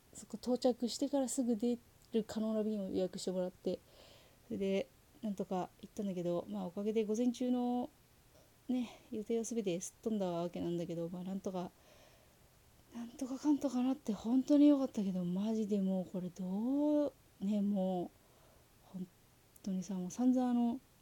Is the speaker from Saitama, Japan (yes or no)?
yes; Saitama, Japan; 自分が生まれ育ったところがあの埼玉県